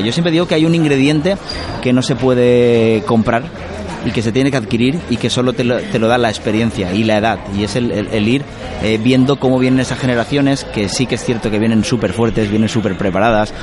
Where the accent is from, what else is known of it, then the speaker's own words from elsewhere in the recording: Spain; los dos nacimos en Fave y los dos llevamos a Fave por bandera